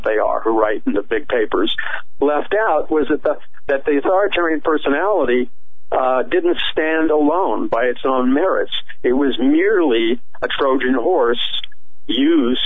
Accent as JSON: {"language": "English", "town": "New York City", "region": "New York", "country": "United States", "tie": "born or raised there", "said": "I was raised in Jackson Heights, Queens"}